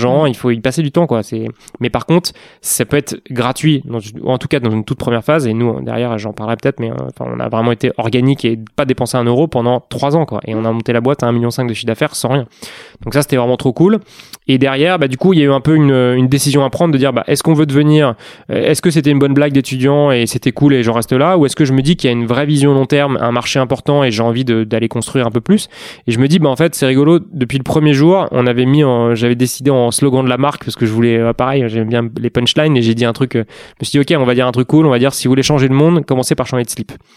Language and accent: French; Paris, Île-de-France, France; je suis parisien, un vrai de vrai, euh, né et grandi à Paris